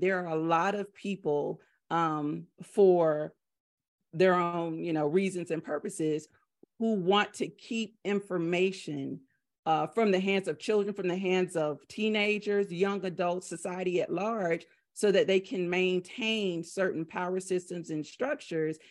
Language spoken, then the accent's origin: English; the South, United States; I'm from the South.